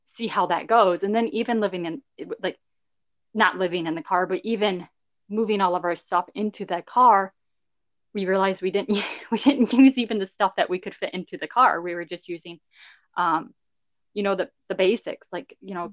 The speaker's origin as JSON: {"language": "English", "region": "southeast Michigan", "country": "United States", "tie": "born or raised there", "said": "Michigan is our home base. Yeah, we both grew up in Michigan, southeast Michigan area."}